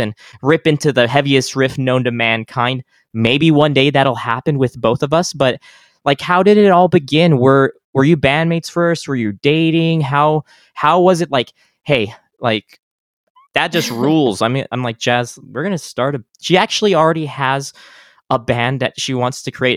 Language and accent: English; El Paso, Texas, United States; moved away; I'm from El Paso